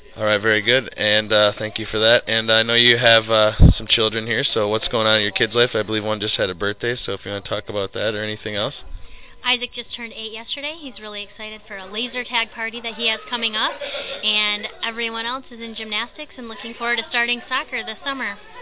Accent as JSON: {"language": "English", "town": "Baldwin", "region": "Michigan", "country": "United States", "tie": "born or raised there", "said": "I grew up in Baldwin, Michigan."}